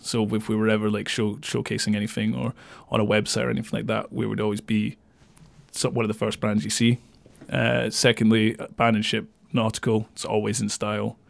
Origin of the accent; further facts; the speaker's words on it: Dundee, Scotland, United Kingdom; moved away as an adult; also born or lived in Kirkcaldy; I was born in Kirkcaldy. I moved to Dundee just before my first birthday, so I grew up in Dundee until I was eighteen and then moved away.